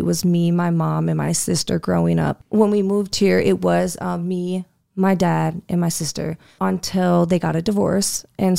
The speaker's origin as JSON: {"language": "English", "town": "Sioux Falls", "region": "South Dakota", "country": "United States", "tie": "born or raised there", "said": "I grew up here in Sioux Falls, South Dakota. You know, we grew up, went to elementary here, middle school, high school here"}